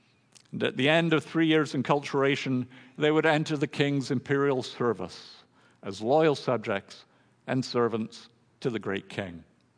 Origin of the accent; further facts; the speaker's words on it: Thailand; For me, growing up in Thailand, all my family, we all had Thai names, carefully chosen for their meaning by my father.